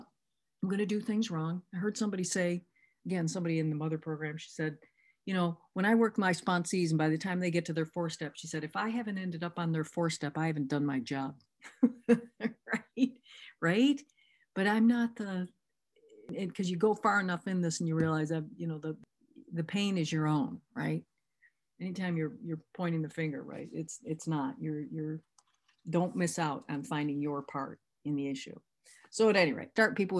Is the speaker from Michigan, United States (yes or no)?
yes; Michigan, United States; I'm from Michigan.